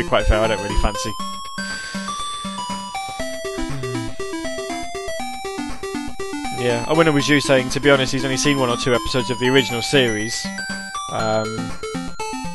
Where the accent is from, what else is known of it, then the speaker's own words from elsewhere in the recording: United Kingdom; being British